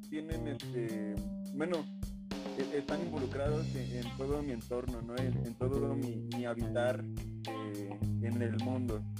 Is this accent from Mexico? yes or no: yes; Mexico; nosotros como mexicanos